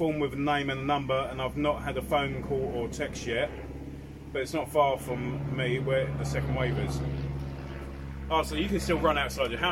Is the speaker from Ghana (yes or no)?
no; United Kingdom; we're British